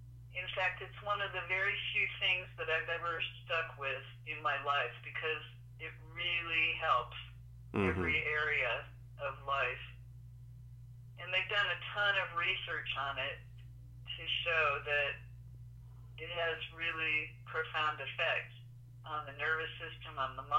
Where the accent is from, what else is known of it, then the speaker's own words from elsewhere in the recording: Cleveland, Ohio, United States; accent: Cleveland; Originally, Cleveland, Ohio.